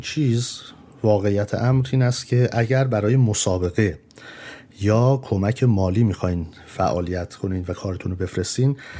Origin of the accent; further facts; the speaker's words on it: Tehran, Tehran Province, Iran; moved away; توی جنگ بزرگ شدیم من مادرم نرس بوده برای همین هستش یعنی نرس هست هنوز ولی اون موقع در ایران ما وقتی موشک باران بود فرار میکردیم میرفتیم بیرون از تهران